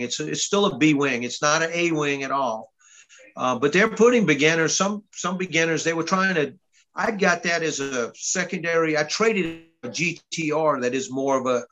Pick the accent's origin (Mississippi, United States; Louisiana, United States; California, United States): Louisiana, United States; moved away as an adult; now in Georgia, United States; I'm from Louisiana